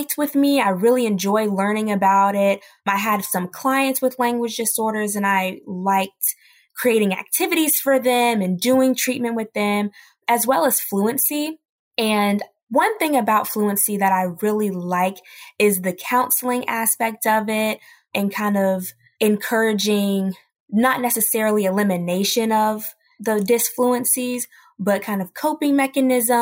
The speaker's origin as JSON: {"language": "English", "region": "North Carolina", "country": "United States", "moved": "as an adult", "lives_now": "Pittsburgh, United States", "said": "I'm from North Carolina."}